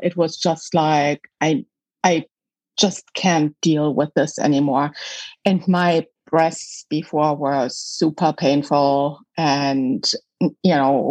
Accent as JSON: {"language": "English", "country": "Germany", "tie": "born or raised there", "also_born_or_lived": "Michigan, United States", "moved": "as an adult", "lives_now": "United States", "said": "I was born in Germany, West Germany at the time, right behind the wall."}